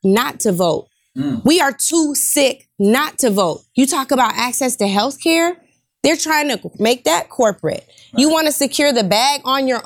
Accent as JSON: {"language": "English", "town": "Seattle", "region": "Washington", "country": "United States", "said": "I'm from Seattle, so again, a position of privilege. In the 206"}